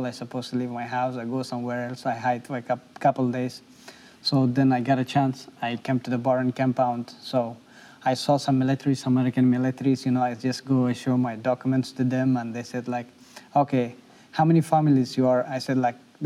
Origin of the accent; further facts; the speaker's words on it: Afghanistan; English is a second language; moved away as an adult; now in Nashville, United States; I'm a refugee. I came from Afghanistan.